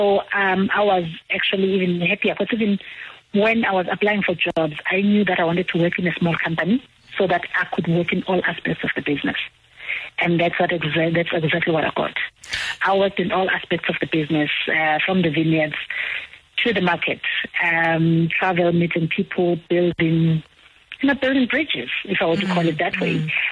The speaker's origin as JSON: {"language": "English", "region": "KwaZulu-Natal", "country": "South Africa", "also_born_or_lived": "Stellenbosch", "moved": "as an adult", "said": "I'm from KwaZulu-Natal"}